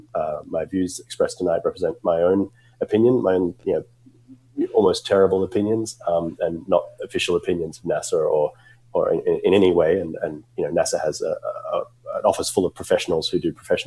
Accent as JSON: {"language": "English", "country": "Australia", "tie": "born or raised there", "moved": "as an adult", "lives_now": "United States", "said": "I grew up in Australia, as you can probably tell from my accent"}